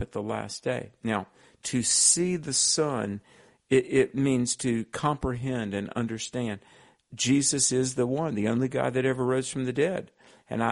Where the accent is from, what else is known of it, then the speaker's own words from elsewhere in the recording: the Bible Belt of the South, United States; I grew up in the Bible Belt of the South